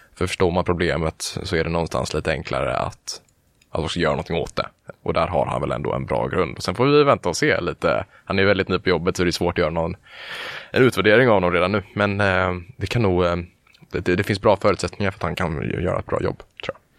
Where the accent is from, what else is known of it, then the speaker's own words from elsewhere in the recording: Halmstad, Halland County, Sweden; moved away as an adult; now in Gothenburg, Sweden; Jag är från början från Halmstad. Där mm. bodde jag under, ja, tills jag blev 18.